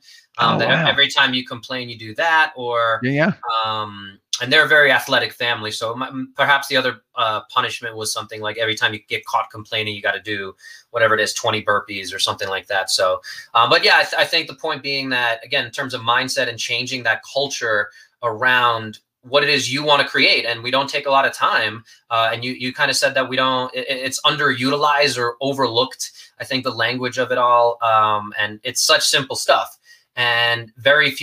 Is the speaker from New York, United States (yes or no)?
yes; New York, United States; I'm a New Yorker